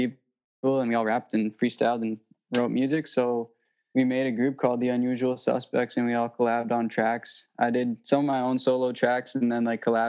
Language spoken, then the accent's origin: English; North Vancouver, British Columbia, Canada